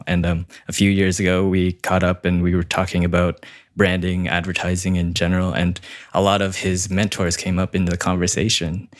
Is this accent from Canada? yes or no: yes; Canada; I'm a Canadian wedding filmmaker, mostly servicing Toronto and the surrounding areas.